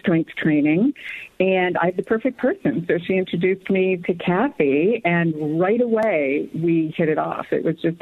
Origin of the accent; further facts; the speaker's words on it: New England, United States; moved away as an adult; also born or lived in Syracuse / Chicago; growing up in New England was amazing